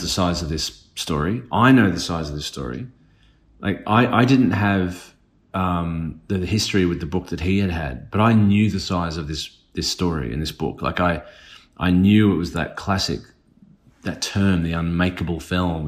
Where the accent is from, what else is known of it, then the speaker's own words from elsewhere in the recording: Australia; being Australian